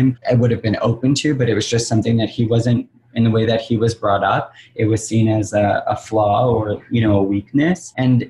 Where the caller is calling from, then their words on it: Los Angeles, California, United States; I'm calling from Los Angeles. I'm based in Los Angeles